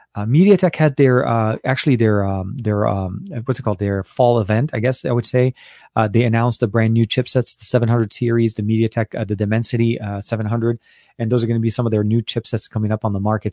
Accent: Lebanon; now in United States; I was born and raised in Lebanon till before I came to the U S.

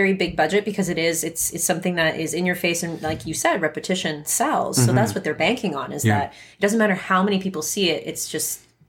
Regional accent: Edmonton, Alberta, Canada; I don't know where the hotspots are here. I'm from Edmonton.

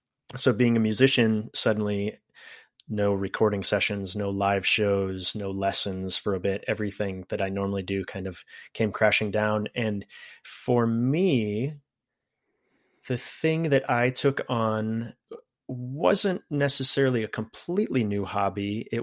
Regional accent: Wisconsin, United States; also born or lived in Terre Haute, Indiana / Minnesota; now in Oregon, United States; I was born in Terre Haute, Indiana, a place that I don't remember much about because I left when I was very young, but lived most of my growing up years in various spots of Wisconsin and Minnesota. And eventually in 06, moved myself out this way to Oregon.

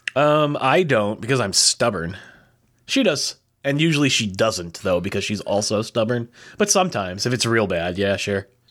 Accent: United States; I'm American

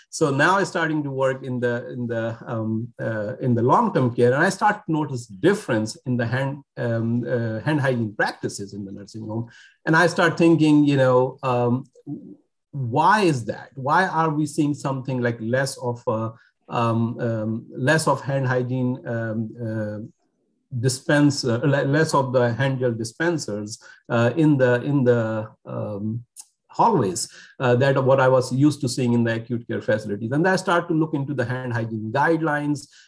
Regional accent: Karachi, Sindh, Pakistan; also born or lived in North Carolina; now in Nebraska, United States; I'm originally from Pakistan. I was born there um, in, in a city called Karachi in Pakistan.

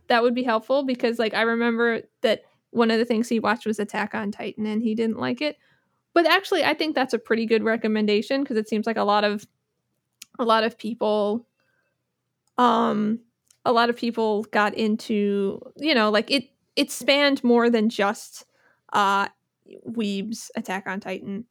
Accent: New Jersey, United States; now in Philadelphia, United States; I'm from New Jersey

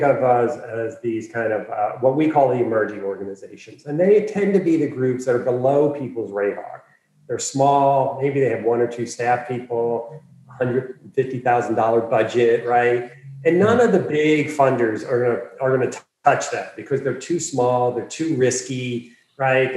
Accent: Philadelphia, Pennsylvania, United States; moved away as an adult; also born or lived in Washington, D.C.; I was born and raised in Philadelphia.

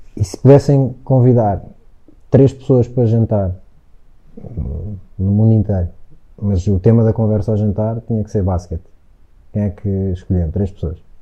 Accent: Algés, Lisbon, Portugal; muitos miúdos do Algés, que era, foi onde eu cresci

